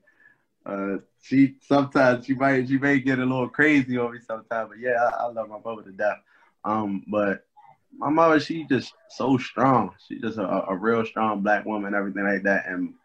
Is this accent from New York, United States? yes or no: no; Baltimore, Maryland, United States; growing up in Baltimore, it's crazy